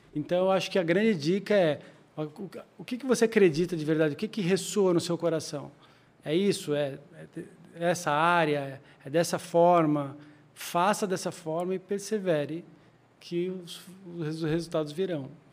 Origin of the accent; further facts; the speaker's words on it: Joinville, Santa Catarina, Brazil; moved away as an adult; also born or lived in Campinas; now in São Paulo, Brazil; eu sou de Joinville, de Santa Catarina